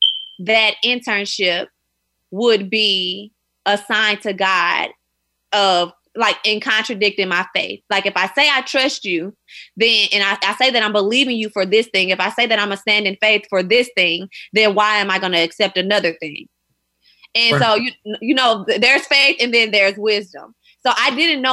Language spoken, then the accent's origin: English; St. Louis, Missouri, United States; moved away as an adult; now in New York, United States; I'm from St. Louis, Missouri